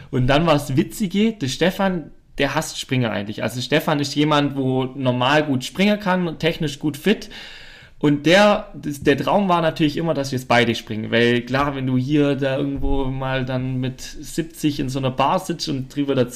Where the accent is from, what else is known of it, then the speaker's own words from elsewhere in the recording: Germany; Ich komme aus Deutschland, äh, sowas äh, gibt's bei uns nicht.